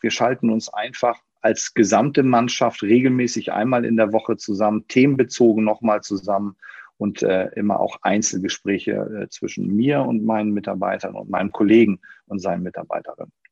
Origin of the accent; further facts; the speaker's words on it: Schleswig-Holstein, Germany; now in Hamburg, Germany; Auch ich bin gebürtiger Schleswig-Holsteiner, aber das ist schon eine Ecke her, dass ich, äh, dass ich dort gelebt habe